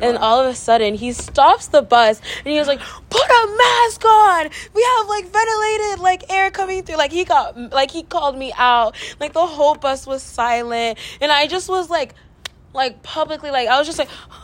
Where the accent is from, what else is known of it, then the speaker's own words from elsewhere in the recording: Delano, California, United States; moved away as an adult; now in Berkeley, United States; there's more of a community, I guess, in my hometown since it is so small